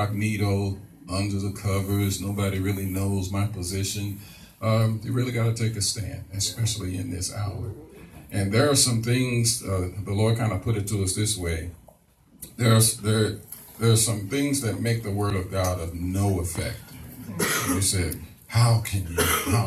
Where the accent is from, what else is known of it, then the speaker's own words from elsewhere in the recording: St. Louis, Missouri, United States; moved away as an adult; also born or lived in Ferguson, Missouri; now in Harrisburg, United States; I'm originally from St. Louis, Missouri